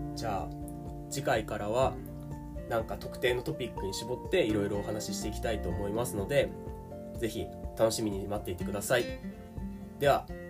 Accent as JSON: {"language": "Japanese", "region": "Tokyo", "country": "Japan", "tie": "born or raised there", "said": "生まれも育ちも日本の東京です"}